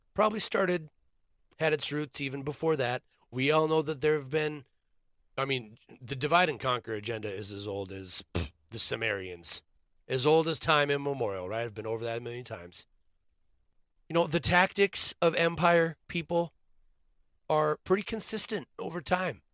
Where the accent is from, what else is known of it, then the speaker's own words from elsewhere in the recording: Minnesota, United States; I grew up in Minnesota